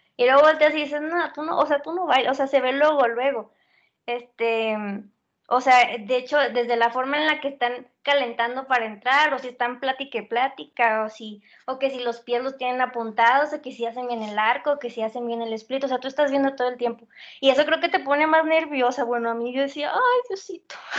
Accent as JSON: {"language": "Spanish", "region": "Zacatecas", "country": "Mexico", "moved": "yes", "said": "Tengo 20 años y soy de Zacatecas."}